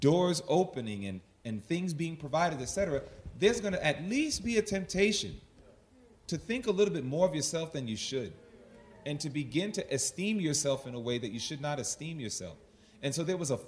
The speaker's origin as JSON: {"language": "English", "town": "New York City", "region": "New York", "country": "United States", "said": "I'm from Hollis, Queens, New York"}